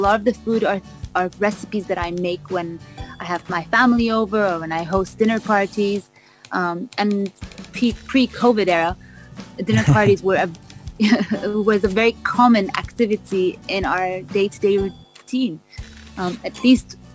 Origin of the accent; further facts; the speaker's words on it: Vancouver, British Columbia, Canada; also born or lived in London; now in Dubai, United Arab Emirates; I was born in London. I was raised in Vancouver